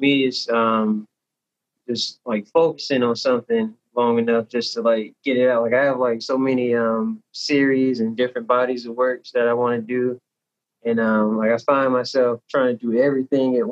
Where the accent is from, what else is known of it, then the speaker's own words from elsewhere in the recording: Tallahassee, Florida, United States; also born or lived in Newark, New Jersey; now in Jacksonville, United States; I was born in Newark, New Jersey. I was raised in Tallahassee, Florida. And now I'm living and working in Jacksonville, Florida